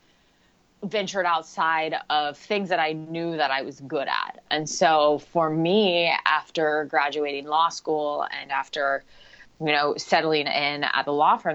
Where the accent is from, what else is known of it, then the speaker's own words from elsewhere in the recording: Portland, Oregon, United States; moved away as an adult; now in San Jose, United States; I am originally from Portland, Oregon. So lifelong Oregonian. Well, not lifelong, but born and raised.